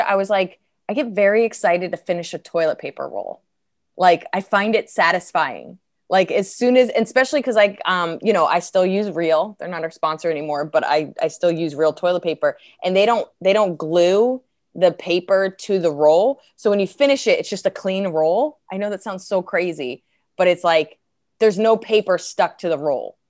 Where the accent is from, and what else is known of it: New Jersey, United States; accent: Jersey; moved away